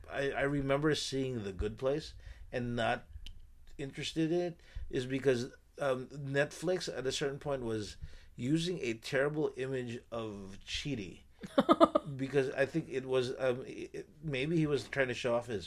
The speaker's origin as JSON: {"language": "English", "country": "Philippines", "said": "they think I'm Thai or something like that, or Cambodian or something, but I'm Filipino, and I have to stop."}